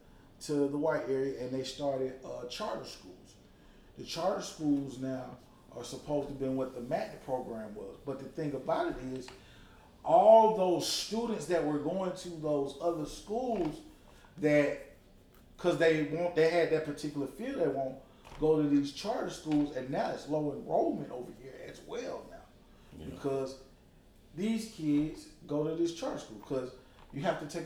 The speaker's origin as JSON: {"language": "English", "town": "Atlanta", "region": "Georgia", "country": "United States", "said": "I'm from Atlanta, and Atlanta Public School"}